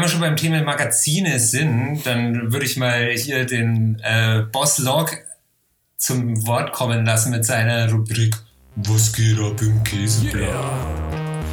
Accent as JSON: {"language": "German", "town": "Helmbrechts", "region": "Bavaria", "country": "Germany", "said": "bei uns in Helmbrechts in der Bücherei"}